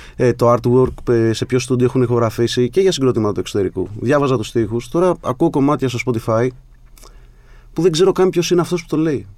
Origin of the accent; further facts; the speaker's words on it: Sparta, Peloponnese, Greece; Την πρώτη φορά που έφυγα από τη Σπάρτη